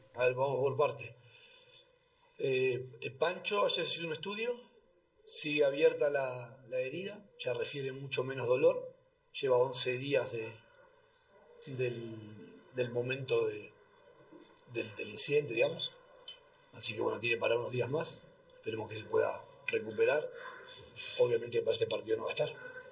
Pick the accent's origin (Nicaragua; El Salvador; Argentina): Argentina; now in Bolivia; cuando pasó en mi país